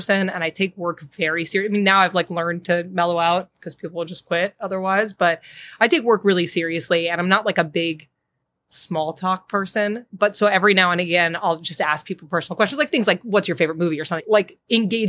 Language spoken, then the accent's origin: English; Boston, Massachusetts, United States; moved away as an adult; also born or lived in New York / Los Angeles; now in Chicago, United States; I grew up in Boston